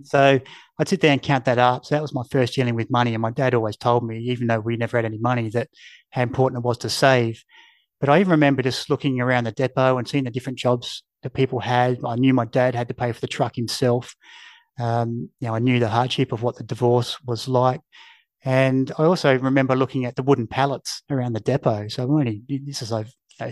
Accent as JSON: {"language": "English", "town": "Mount Gambier", "region": "South Australia", "country": "Australia", "tie": "born or raised there", "also_born_or_lived": "Adelaide", "moved": "as an adult", "said": "I grew up in Mount Gambier, which had 25,000 people."}